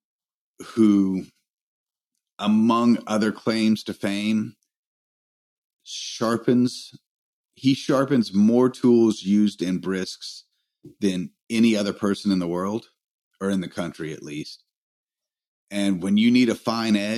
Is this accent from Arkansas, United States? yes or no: no; Greenville, South Carolina, United States; they were at my hometown while I was in Salt Lake.